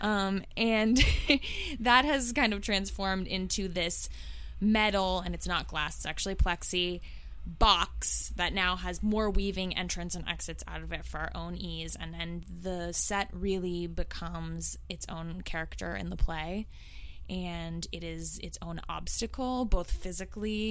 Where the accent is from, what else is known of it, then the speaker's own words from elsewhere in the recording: the Bay Area, California, United States; moved away as an adult; now in New York, United States; I'm from the Bay Area originally. I uh, moved to New York about a decade ago